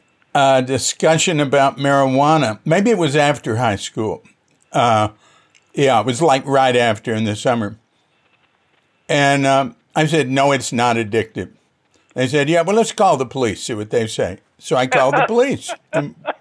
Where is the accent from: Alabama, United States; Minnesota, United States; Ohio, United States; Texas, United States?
Texas, United States; Fort Worth; I come from Fort Worth, Texas, and we had a technical high school